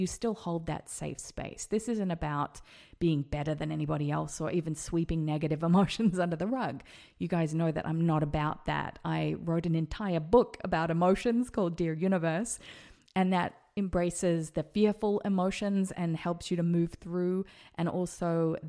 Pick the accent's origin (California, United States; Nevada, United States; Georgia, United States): Nevada, United States; Las Vegas; should perhaps think about moving to America. And then it happened. We decided to move to Vegas, my hometown.